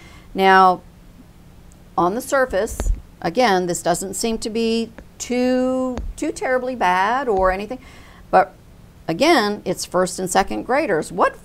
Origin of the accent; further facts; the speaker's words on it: United States; I think we as an American people, discussion and debate is part of our DNA.